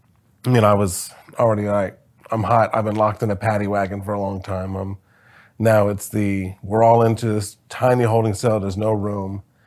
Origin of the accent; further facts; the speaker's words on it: Springfield, Ohio, United States; born there; also born or lived in Wisconsin / Texas; I was born in Springfield, Ohio, moved to Wisconsin, Texas, Ohio, just kind of all over the place.